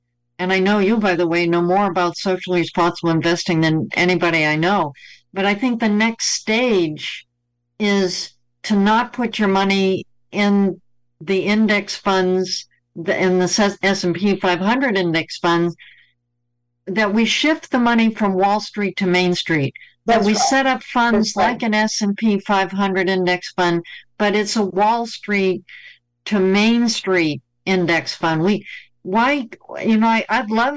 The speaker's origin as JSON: {"language": "English", "town": "Boston", "region": "Massachusetts", "country": "United States", "tie": "born or raised there", "said": "Boston's my hometown. I was born in Boston."}